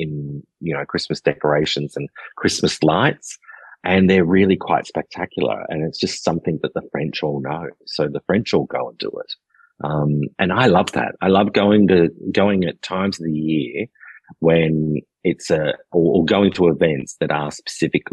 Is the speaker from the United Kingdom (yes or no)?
no; Wollongong, New South Wales, Australia; moved away as an adult; now in Poitou-Charentes, France; as an Australian